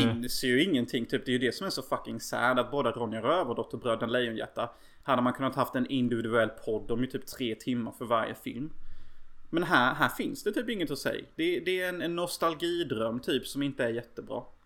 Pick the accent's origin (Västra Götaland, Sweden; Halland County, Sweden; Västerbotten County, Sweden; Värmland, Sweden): Halland County, Sweden; Unnaryd; jag och min bror faktiskt lekte förr i tiden i Unnaryd. Som typ ser ut som Lillköping nästan gör. Eh, så där jag växte upp